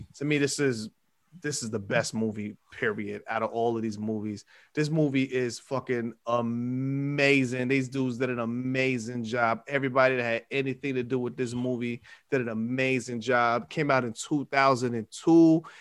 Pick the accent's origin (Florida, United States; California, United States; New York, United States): New York, United States; New York City; I was from New York, well, I was in Queens